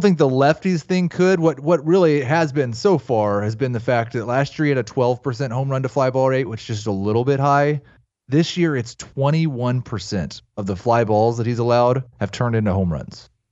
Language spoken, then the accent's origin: English; Kansas City, United States; moved away; we're from Kansas City